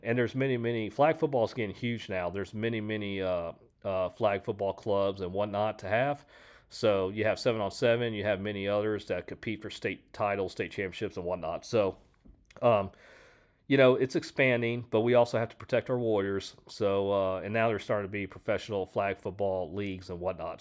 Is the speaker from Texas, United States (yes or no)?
yes; Houston, Texas, United States; I'm from Houston